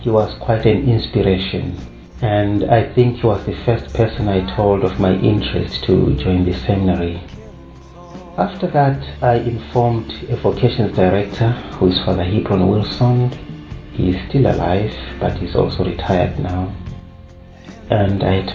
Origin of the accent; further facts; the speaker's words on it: Zimbabwe; I come from Zimbabwe